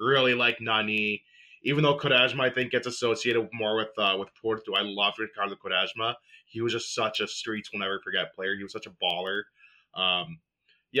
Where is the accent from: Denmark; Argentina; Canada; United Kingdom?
Canada; growing up in Canada, like, we didn't really have much of a soccer scene